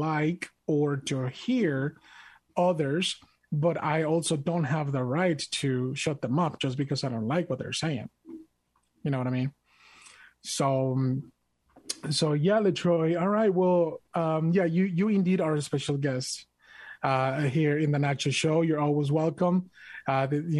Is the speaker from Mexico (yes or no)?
yes; Mexico; English is a second language; now in United States; I am proud to be an American, even though I was born and raised in Mexico. I'm an immigrant